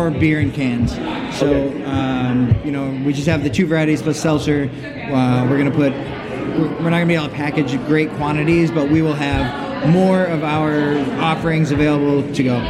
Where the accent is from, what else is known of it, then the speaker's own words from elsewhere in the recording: Wisconsin, United States; moved away as an adult; now in Biloxi, United States; I'm from Wisconsin